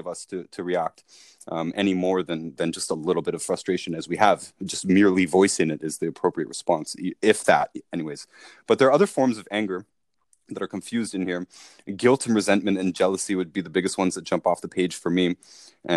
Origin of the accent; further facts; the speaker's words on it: Toronto, Ontario, Canada; we're from Toronto